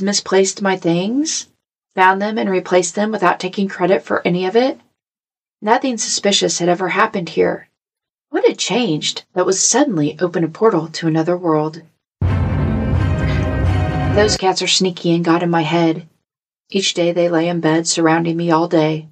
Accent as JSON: {"language": "English", "region": "Missouri", "country": "United States", "said": "I'm from Missouri"}